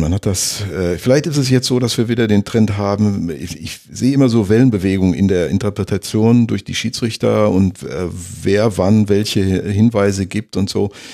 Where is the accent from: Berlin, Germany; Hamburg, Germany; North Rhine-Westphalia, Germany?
North Rhine-Westphalia, Germany; near Schalke; Ich komme ja aus der Nähe von, mhm. von äh, Schalke